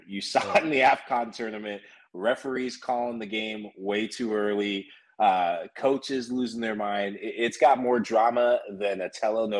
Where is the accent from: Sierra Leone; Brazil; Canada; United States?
Sierra Leone; And I'm originally from West Africa in Sierra Leone. You may have recently heard of them from a competition called the African Cup of Nations. Shout out to the Leone Stars, Sierra Leone, proud. But I grew up in a soccer-loving, soccer-appreciating country and family.